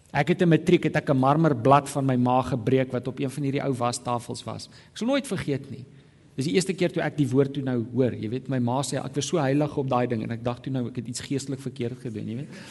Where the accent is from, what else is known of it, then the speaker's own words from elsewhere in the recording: South Africa; moderne Afrikaner protestante